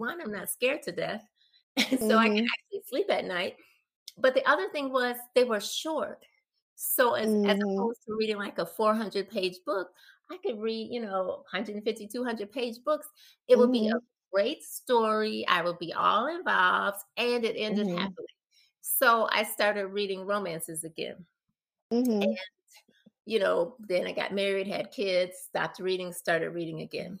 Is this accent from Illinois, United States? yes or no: yes; Chicago, Illinois, United States; I grew up in the South Side, but our little block and actually our little community was like a small town in a way